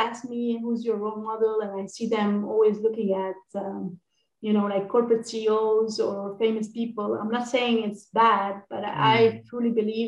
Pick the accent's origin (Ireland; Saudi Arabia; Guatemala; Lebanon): Lebanon; I grew up in Lebanon